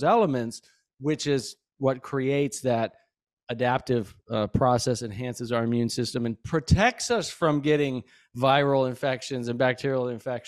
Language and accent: English; Belgrade, Montana, United States; moved away; also born or lived in Santa Fe, New Mexico / Florida; when I was a kid growing up in Bozeman, Belgrade, Montana